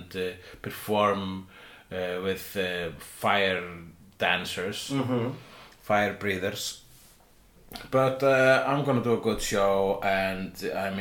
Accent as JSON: {"language": "English", "country": "Iceland", "said": "I am Icelandic"}